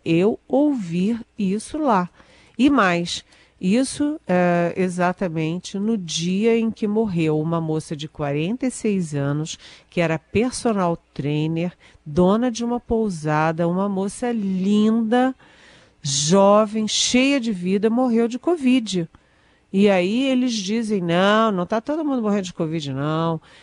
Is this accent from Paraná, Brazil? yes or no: no; Rio de Janeiro, Brazil; minha família, por exemplo, é do Rio, eu nasci no Rio, tenho um irmão que mora no Rio